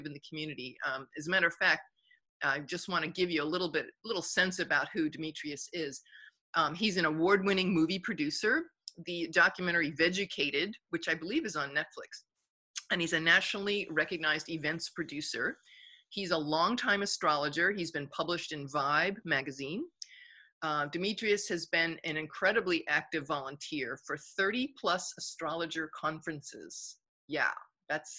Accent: Long Island, New York, United States; moved away; I grew up in Long Island. I lived in the city for like 13 years.

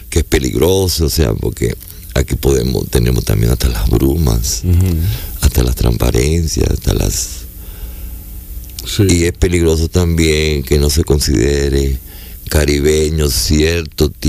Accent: Lima, Peru; Y le dije, yo soy limeño.

